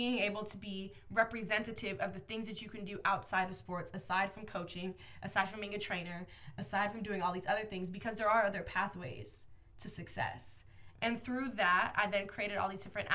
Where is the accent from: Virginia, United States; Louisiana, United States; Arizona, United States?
Arizona, United States; Phoenix; I'm from Phoenix, Arizona.